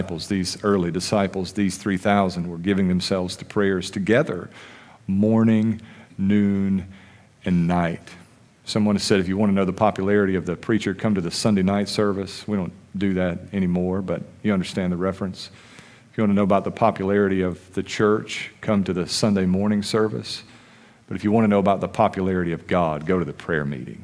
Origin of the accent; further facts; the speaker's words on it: United States; as American Christians